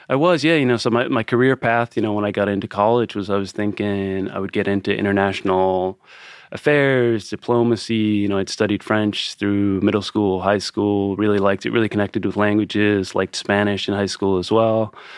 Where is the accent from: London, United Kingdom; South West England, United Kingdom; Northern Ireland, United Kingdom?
Northern Ireland, United Kingdom; Lisburn; also born or lived in Pittsburgh; now in Philadelphia, United States; I was born and raised in Northern Ireland